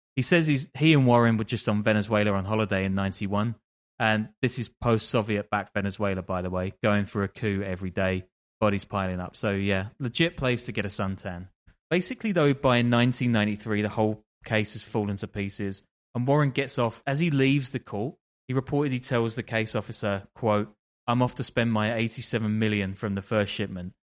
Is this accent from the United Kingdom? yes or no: yes; London, United Kingdom; I'm from London